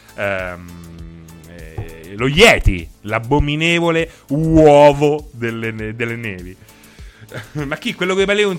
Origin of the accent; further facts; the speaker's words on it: Rome, Lazio, Italy; sono romano